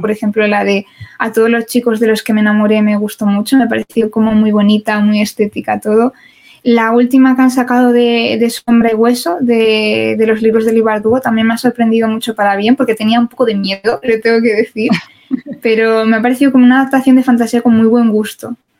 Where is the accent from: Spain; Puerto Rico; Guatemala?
Spain